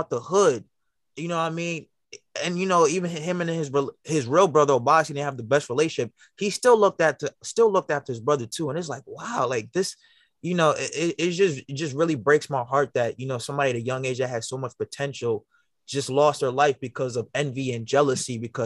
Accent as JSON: {"language": "English", "town": "New York City", "region": "New York", "country": "United States", "lives_now": "Long Island, United States", "said": "I'm from Brooklyn as well"}